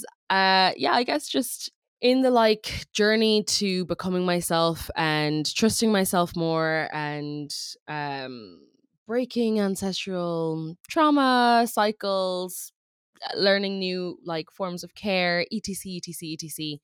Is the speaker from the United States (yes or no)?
no; Ireland; accent: funky accent; I grew up in Ireland and I was homeschooled, so hence the funky accent